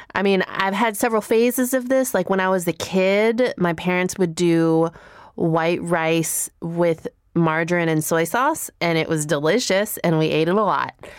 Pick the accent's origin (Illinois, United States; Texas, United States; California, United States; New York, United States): Illinois, United States; Chicago; growing up in Chicago